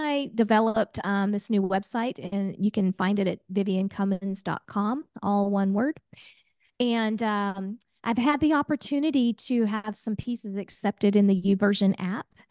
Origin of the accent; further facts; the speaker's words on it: Oklahoma, United States; I'm a gal from Oklahoma